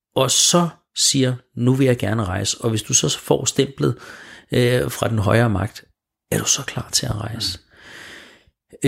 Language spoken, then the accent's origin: Danish; Smørum, Capital Region of Denmark, Denmark; jeg er født og opvokset i Smørum